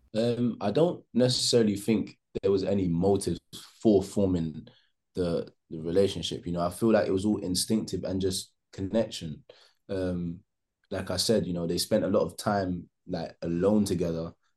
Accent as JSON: {"language": "English", "country": "Jamaica", "said": "I'm Jamaican"}